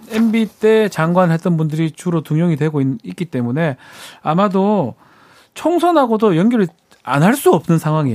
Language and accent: Korean; Daegu, South Korea; 제가 대구 사람이라서